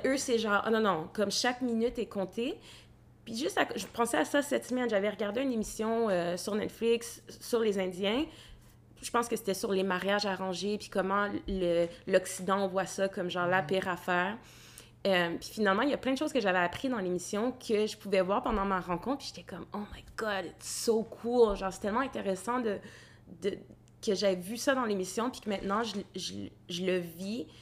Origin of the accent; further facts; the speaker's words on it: Gatineau, Quebec, Canada; je suis née à Gatineau